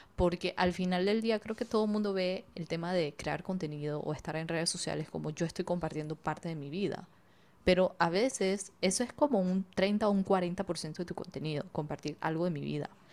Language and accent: Spanish; Panama; now in Israel; nací y criada full panameña, pero de papás inmigrantes chinos